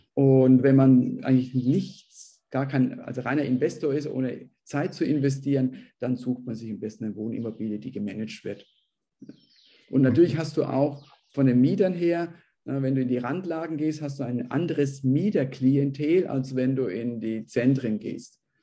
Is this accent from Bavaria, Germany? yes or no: yes; Bavaria, Germany; now in Peru; ich bin ja selbst auch aus Bayern